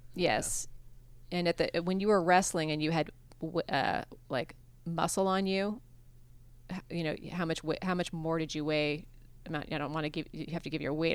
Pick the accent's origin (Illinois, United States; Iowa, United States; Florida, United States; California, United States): Iowa, United States; moved away as an adult; I grew up in Iowa